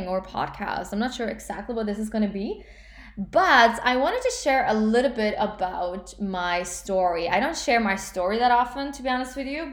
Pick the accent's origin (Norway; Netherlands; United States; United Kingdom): Norway; English is a second language; I'm obviously from Norway